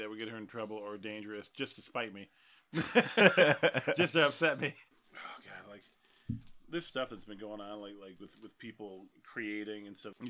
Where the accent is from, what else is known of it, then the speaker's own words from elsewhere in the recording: North Carolina, United States; now in Detroit, United States; I grew up in North Carolina and it was a small town